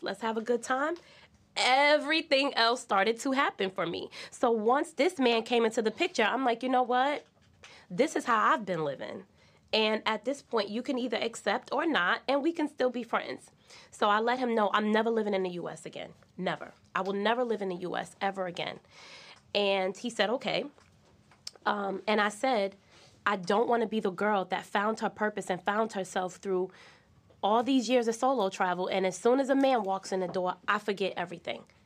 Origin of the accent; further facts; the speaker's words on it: East Orange, New Jersey, United States; I'm from East Orange, New Jersey, so I'm from the ghetto.